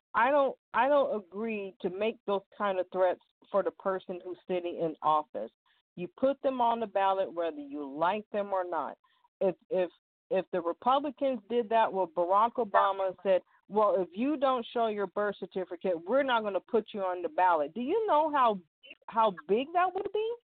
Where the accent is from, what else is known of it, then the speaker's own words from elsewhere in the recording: California, United States; I was born and raised in California